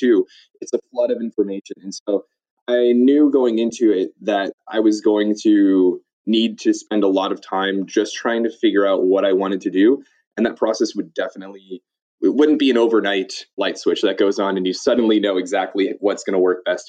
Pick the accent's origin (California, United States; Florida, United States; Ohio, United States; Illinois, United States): Illinois, United States; Chicago area; moved away as an adult; also born or lived in North Carolina; all of my education prior to college was actually in the Chicago area